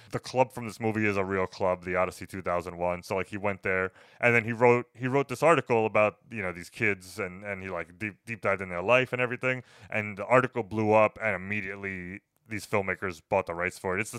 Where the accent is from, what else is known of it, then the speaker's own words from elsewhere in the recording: New York City, New York, United States; I just being a New Yorker, I love authentic New York movies